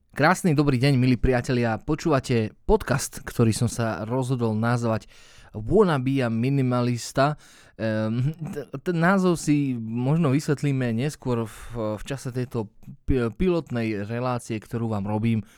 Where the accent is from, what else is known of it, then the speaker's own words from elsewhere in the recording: Slovakia; moved away as an adult; also born or lived in England; sme sa rozhodli vrátiť sa naspäť na Slovensko